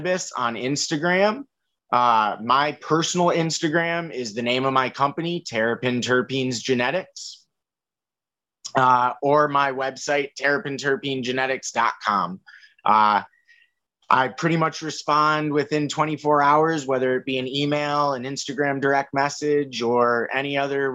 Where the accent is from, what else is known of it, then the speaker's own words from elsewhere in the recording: Manchester, Connecticut, United States; was born and raised in Manchester.